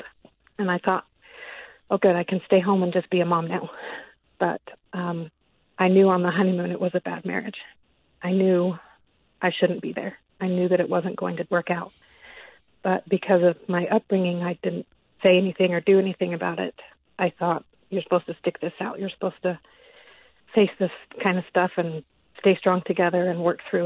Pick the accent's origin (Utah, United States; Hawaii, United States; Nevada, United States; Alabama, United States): Utah, United States; West Valley City; I grew up born and raised in Utah. I've never lived anywhere else.